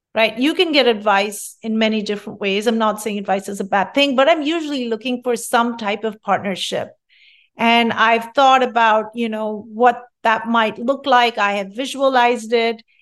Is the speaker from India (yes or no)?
yes; India; moved away as an adult; also born or lived in Rochester, New York / Fairfax, Virginia; now in California, United States; I'm from India, and culturally, we strive our hardest to study